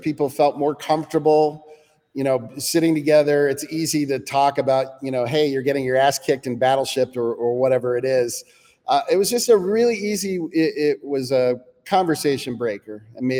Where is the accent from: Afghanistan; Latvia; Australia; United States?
United States; as an American